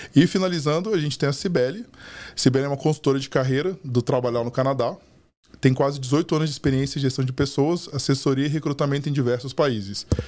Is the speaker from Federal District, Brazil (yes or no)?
yes; Brasília, Federal District, Brazil; moved away; also born or lived in São Paulo; eu sou de Brasília, quando eu morei em São Paulo